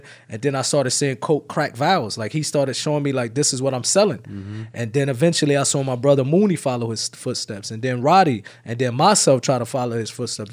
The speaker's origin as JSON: {"language": "English", "town": "Irvington", "region": "New Jersey", "country": "United States", "tie": "born or raised there", "said": "I'm from Irvington, New Jersey."}